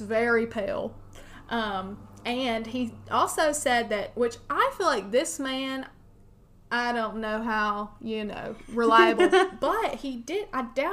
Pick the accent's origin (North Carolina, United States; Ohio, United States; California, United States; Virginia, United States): North Carolina, United States; western; from around my neck of the woods, my hometown... in western North Carolina